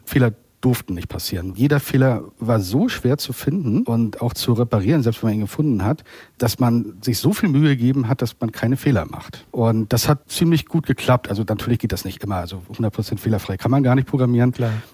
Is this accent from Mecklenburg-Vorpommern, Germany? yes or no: yes; Waren, Mecklenburg-Vorpommern, Germany; moved away; also born or lived in Berlin; in meiner Heimatstadt Warn, wo ich geboren und aufgewachsen bin